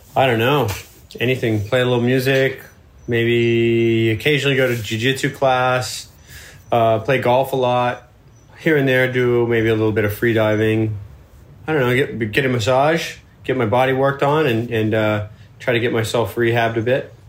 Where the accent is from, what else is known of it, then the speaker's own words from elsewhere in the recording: Florida, United States; I'm from Florida